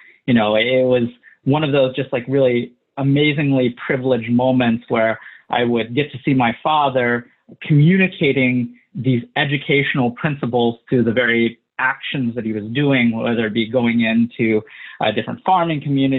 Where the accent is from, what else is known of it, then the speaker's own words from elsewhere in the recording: South Sumatra, Indonesia; born there; So I was born in South Sumatra, Indonesia, and I was adopted.